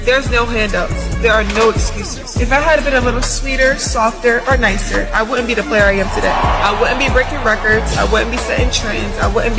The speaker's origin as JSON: {"language": "English", "town": "Baltimore", "region": "Maryland", "country": "United States", "said": "from Baltimore"}